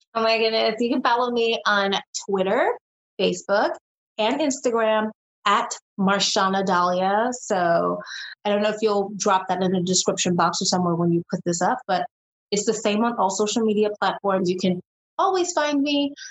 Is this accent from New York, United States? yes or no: yes; New York City, New York, United States; being from New York City, which is where I'm originally from, from I'm born and raised in Brooklyn